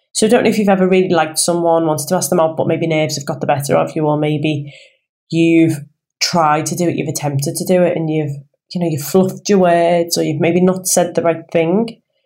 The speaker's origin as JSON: {"language": "English", "town": "Liverpool", "region": "North West England", "country": "United Kingdom", "tie": "born or raised there", "accent": "Scouse", "said": "I am a Scouser. Born and raised in Liverpool"}